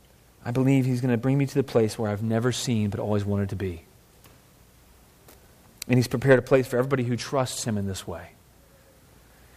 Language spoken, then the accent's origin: English; United States; also born or lived in Vancouver, Canada; I was born in the United States. My parents were too. I'm a citizen here